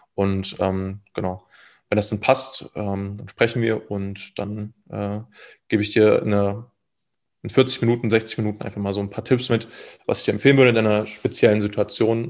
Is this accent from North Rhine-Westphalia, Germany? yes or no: no; Thuringia, Germany; moved away as an adult; also born or lived in Leipzig; ich kam aus einem äh, relativ kleinen Dorf mit so 300 Einwohnern